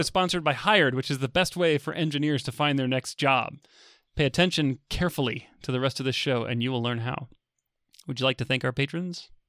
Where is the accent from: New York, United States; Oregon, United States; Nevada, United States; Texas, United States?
Texas, United States; I, uh, I grew up in Texas